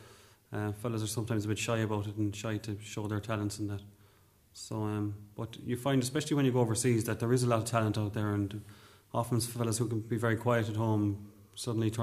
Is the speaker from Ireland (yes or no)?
yes; Cork, Munster, Ireland; I was born in Cork